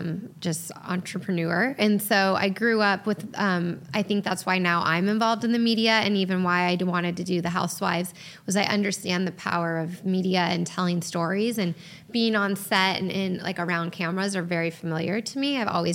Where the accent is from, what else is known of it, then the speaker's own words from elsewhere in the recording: San Diego, California, United States; now in Orange County, United States; So we moved to California for middle school and for high school. {S0} Okay. {S1} And so I grew up in San Diego for the last half of my childhood.